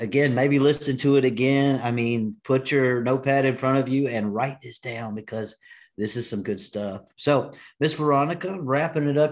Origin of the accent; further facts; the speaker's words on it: Texas, United States; I'm in Dallas, Texas. Hey, you can tell that I'm a Texan